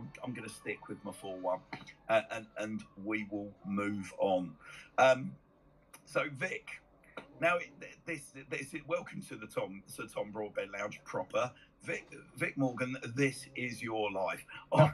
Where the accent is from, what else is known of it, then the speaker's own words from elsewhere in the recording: London, United Kingdom; me as a Londoner